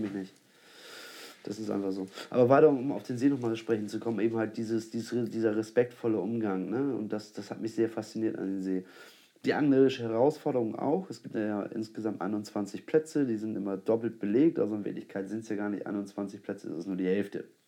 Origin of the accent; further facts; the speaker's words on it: Germany; als Deutscher